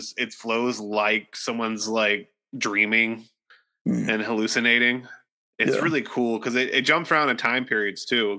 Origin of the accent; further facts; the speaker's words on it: Ohio, United States; now in Nashville, United States; In my hometown, there was this in Ohio